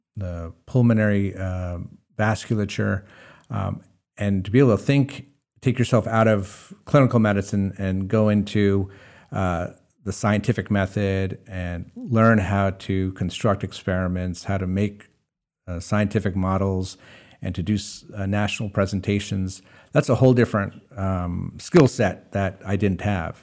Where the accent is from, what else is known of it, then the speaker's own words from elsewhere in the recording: Hudson Valley, New York, United States; now in Maine, United States; I grew up in the Hudson Valley